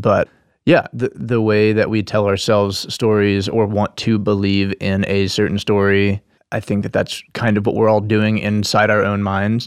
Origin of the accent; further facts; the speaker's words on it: Nashville, Tennessee, United States; moved away as an adult; I was born here in Nashville, and that, uh, and I guess being a native